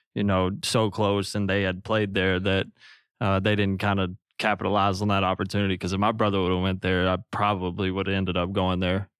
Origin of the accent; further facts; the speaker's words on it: Newark, Arkansas, United States; moved away as an adult; now in Los Angeles, United States; from where I'm from